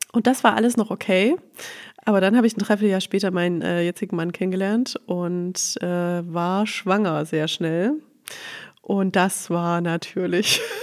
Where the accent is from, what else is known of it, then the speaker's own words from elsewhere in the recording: Leipzig, Saxony, Germany; moved away as an adult; also born or lived in Black Forest / Crailsheim; ich komme aus Leipzig tatsächlich.